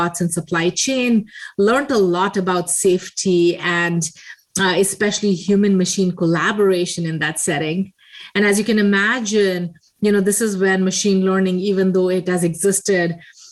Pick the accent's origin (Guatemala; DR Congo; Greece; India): India; moved away; I grew up in India in a very small town in a very eclectic family.